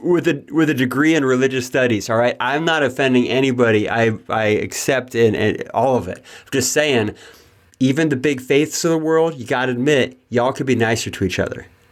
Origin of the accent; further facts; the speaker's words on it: Yuba City, California, United States; also born or lived in Marysville, California; I was born in Yuba City, California